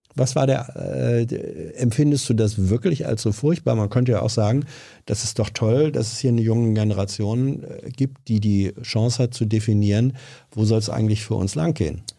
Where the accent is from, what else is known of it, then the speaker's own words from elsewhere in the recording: Lower Saxony, Germany; ich komme aus Niedersachsen